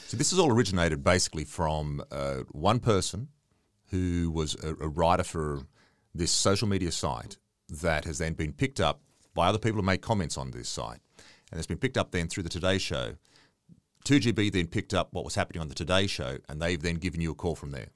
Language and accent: English; Dubbo, New South Wales, Australia; when I was a young guy growing up in Dubbo, and I've been here for on and off for the best part of fifty years